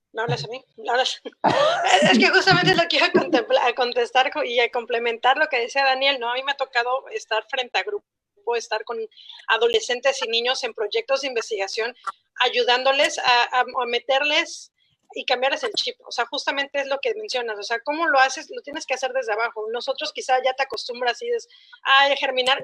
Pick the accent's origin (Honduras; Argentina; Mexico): Mexico; Mexico City; now in Tabasco, Mexico; Jamás en mi vida siendo chilanga había visto un árbol de mango